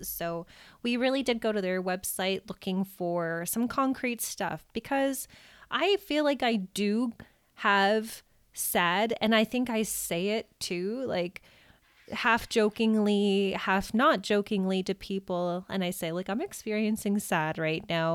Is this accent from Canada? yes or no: yes; Canada; as a Canadian